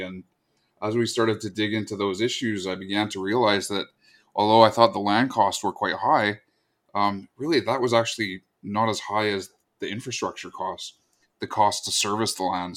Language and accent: English; Squamish Nation, Coast Salish Territory, British Columbia, Canada; I come from the Squamish Nation in Coast Salish Territory.